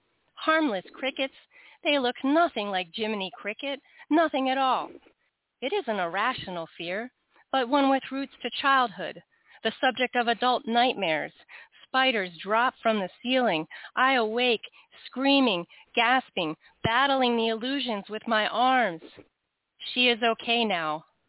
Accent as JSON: {"language": "English", "region": "Washington, D.C. area", "country": "United States", "tie": "born or raised there", "also_born_or_lived": "North Carolina", "said": "I live in the Washington, D.C. area. Yep. I know. But I grew up in that, the suburbs of Washington, D.C. I did go to school in North Carolina, and then ended up back in the Washington, D.C. area."}